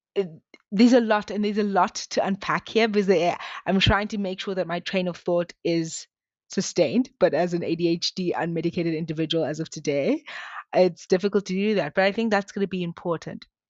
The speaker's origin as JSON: {"language": "English", "country": "South Africa", "tie": "born or raised there", "said": "I grew up in South Africa"}